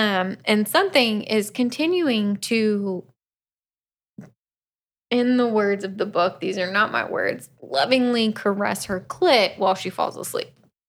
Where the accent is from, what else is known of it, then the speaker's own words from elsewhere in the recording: Florida, United States; we're both from Florida.